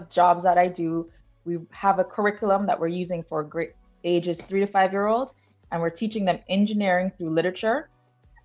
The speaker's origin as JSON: {"language": "English", "town": "Kingston", "country": "Jamaica", "tie": "born or raised there", "also_born_or_lived": "New York, United States", "moved": "yes", "lives_now": "Connecticut, United States", "said": "I was born in Kingston, Jamaica, and I moved to the U.S. in 1999"}